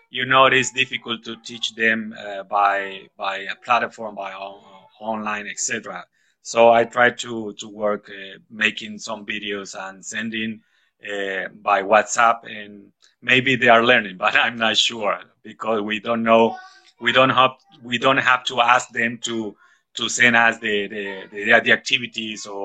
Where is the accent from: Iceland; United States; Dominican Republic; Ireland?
Dominican Republic; Santo Domingo, Distrito Nacional; English is a second language; I'm from Santo Domingo.